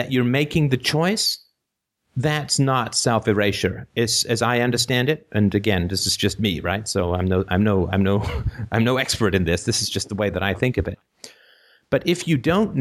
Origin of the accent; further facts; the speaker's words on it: United Kingdom; I'm British